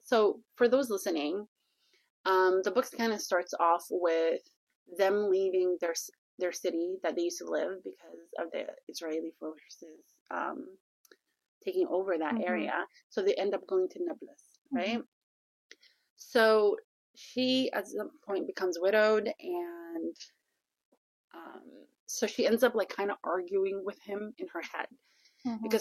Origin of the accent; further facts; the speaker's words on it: Egypt; moved away as an adult; growing up in Egypt